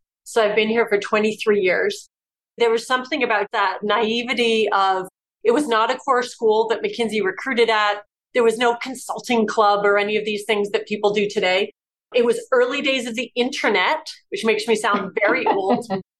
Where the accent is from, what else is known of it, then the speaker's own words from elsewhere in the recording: Whitby, Ontario, Canada; moved away as an adult; also born or lived in St Andrews, Scotland; I grew up outside Toronto in a suburb called Whitby, just a small town. It was the last stop on the commuter train into the city